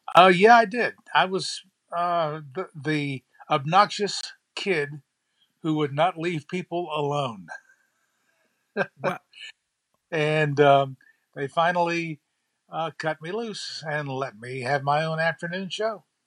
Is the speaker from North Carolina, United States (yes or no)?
yes; New Bern, North Carolina, United States; I grew up in New Bern, graduated high school here, started my TV career here